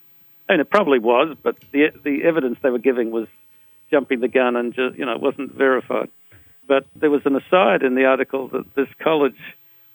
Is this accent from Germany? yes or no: no; Australia; I'm an Australian of Anglo-Saxon origin